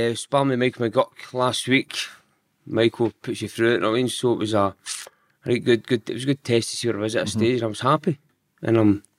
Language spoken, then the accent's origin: English; Giffnock, Scotland, United Kingdom; Giffarnock. Mm-hmm. So I'm still in Giffarnock now, but the street we stayed in, I mean, it was all brothers.